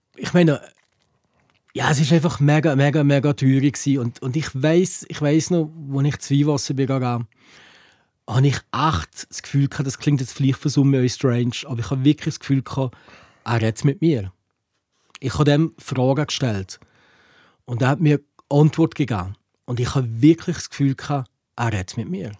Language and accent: German; Valais, Switzerland; hier bei uns im Wallis